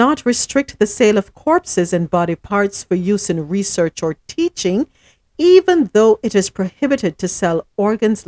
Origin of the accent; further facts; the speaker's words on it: Morant Bay, Saint Thomas, Jamaica; I was born in St. Thomas